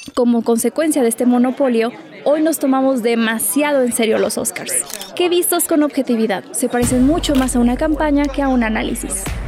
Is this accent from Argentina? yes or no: no; Mexico; como mexicanos o latinos